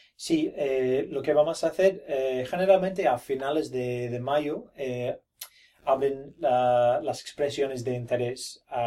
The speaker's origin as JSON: {"language": "Spanish", "town": "Brisbane", "region": "Queensland", "country": "Australia", "tie": "born or raised there", "second_language": "Spanish", "said": "yo no soy nativo, yo eh, nací en Brisbane"}